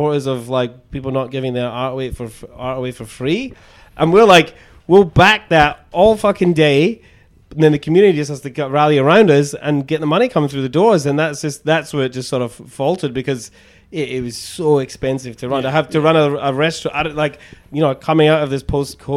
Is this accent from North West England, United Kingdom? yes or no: no; Scotland, United Kingdom; moved away as an adult; also born or lived in Edinburgh, Scotland; now in Sydney, Australia; I'm from Scotland, obviously originally, but I'm not from Edinburgh. But I lived in Edinburgh for 10 years